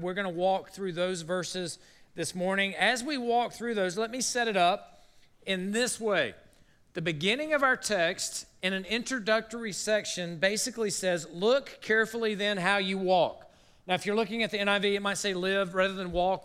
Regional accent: South Carolina, United States; moved away; I grew up in South Carolina

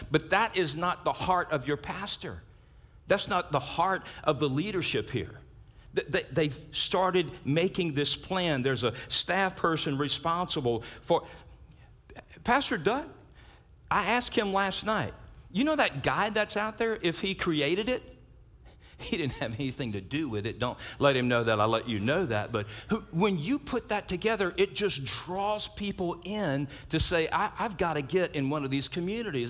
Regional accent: South Louisiana, United States; I grew up in South Louisiana

